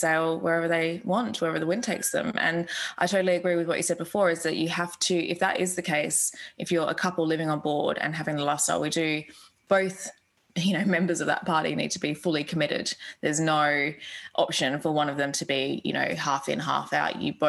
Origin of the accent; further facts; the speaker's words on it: Australia; moved away as an adult; also born or lived in United Kingdom; I'm an Australian. I grew up on the beach